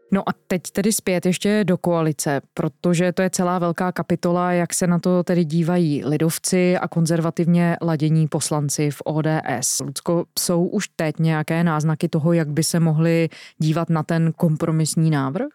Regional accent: South Bohemian Region, Czechia; Já jsem z Jihočeského kraje, to je mimochodem zemědělský kraj, prostě u nás na jihu Čech

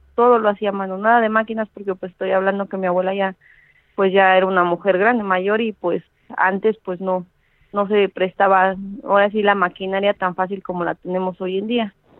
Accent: Mexico City, Mexico; yo soy de la Ciudad de México, tengo 33 años

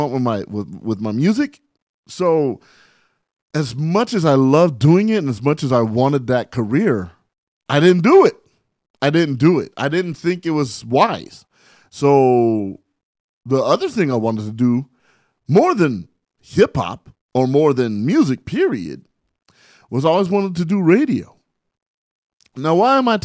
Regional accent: San Bernardino, California, United States; here I am from San Bernardino, California, you know, 43 years old, living my dream.

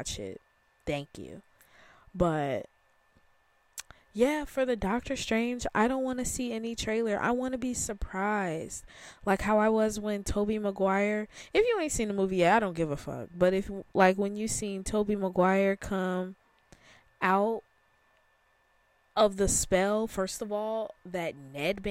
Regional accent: Chicago, Illinois, United States; I am from Chicago

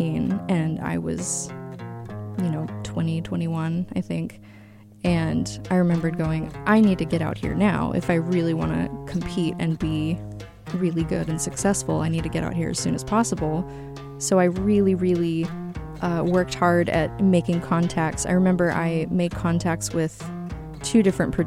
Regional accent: Tyler, Texas, United States; I was born in Tyler, Texas.

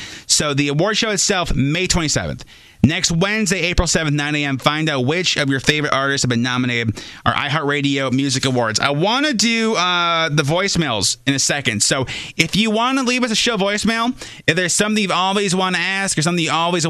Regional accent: Minnesota, United States; I'm from Minnesota.

